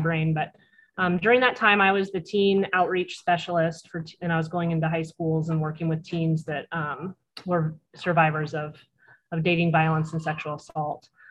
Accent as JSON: {"language": "English", "town": "Cannon Beach", "region": "Oregon", "country": "United States", "tie": "born or raised there", "also_born_or_lived": "Arizona", "said": "I was raised in Clatsop County. I actually grew up in Cannon Beach."}